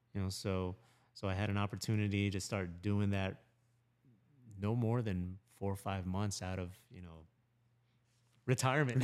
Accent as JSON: {"language": "English", "town": "Lutz", "region": "Florida", "country": "United States", "tie": "born or raised there", "also_born_or_lived": "Philippines", "said": "moved here when I was three years old"}